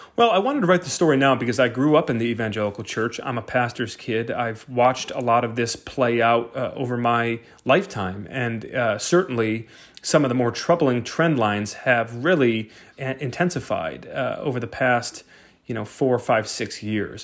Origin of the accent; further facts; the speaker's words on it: Brighton, Michigan, United States; my hometown of Brighton, Michigan